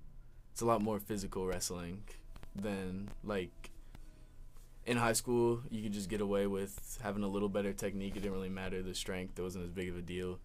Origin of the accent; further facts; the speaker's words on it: Richmond, Virginia, United States; I'm from Richmond, Virginia